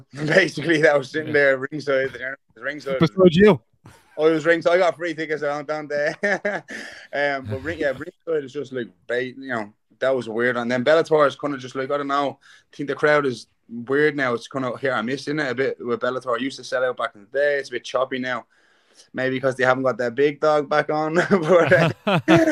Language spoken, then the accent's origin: English; Ireland